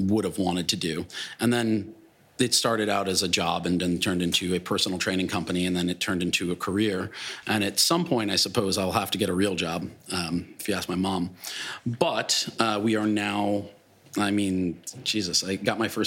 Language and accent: English; Glen Cove, New York, United States; I'm just a kid from Long Island